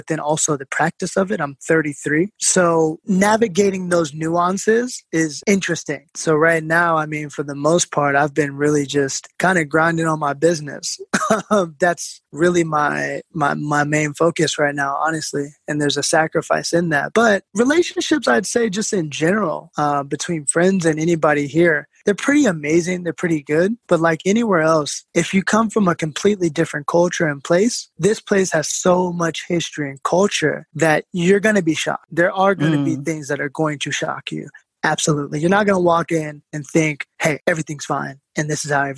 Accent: Seattle, Washington, United States; also born or lived in New York; now in South Africa; what I grew up in Seattle

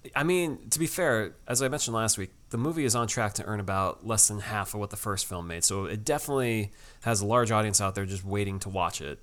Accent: Connecticut, United States; Dave and I, we grew up at a beach that had some green, murky water

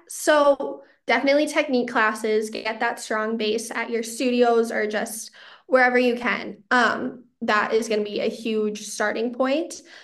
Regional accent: Chanhassen, Minnesota, United States; my hometown of Chanhassen

